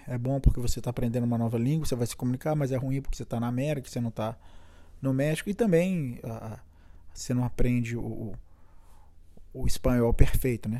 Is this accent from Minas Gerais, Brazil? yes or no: yes; Belo Horizonte, Minas Gerais, Brazil; moved away as an adult; also born or lived in Brasília / Boston; now in San Diego, United States; Eu sou natural de Belo Horizonte